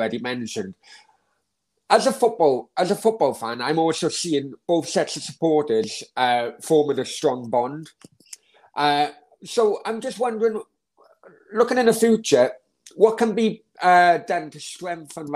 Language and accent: English; Wales, United Kingdom; now in Marbella, Spain; my home country is Wales